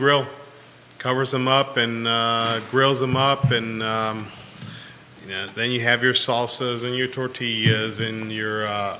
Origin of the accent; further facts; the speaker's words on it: California, United States; now in Charlottesville, United States; I grew up in California, and I grew up with them